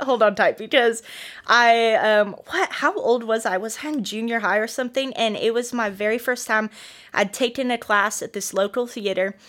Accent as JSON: {"language": "English", "town": "Bettendorf", "region": "Iowa", "country": "United States", "tie": "born or raised there", "also_born_or_lived": "Joplin, Missouri", "moved": "as an adult", "lives_now": "Northwest Arkansas, United States", "said": "I am originally from Bettendorf, Iowa"}